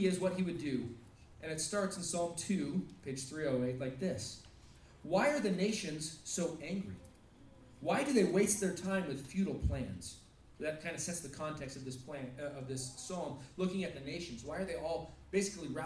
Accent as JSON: {"language": "English", "country": "United States", "also_born_or_lived": "Russia"}